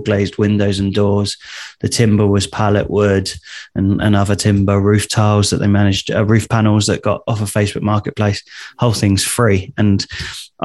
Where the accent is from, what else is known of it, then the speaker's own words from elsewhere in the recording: Southampton, South East England, United Kingdom; also born or lived in Southsea; I'm from Southampton, so it's not too far away. I used to live in South Sea.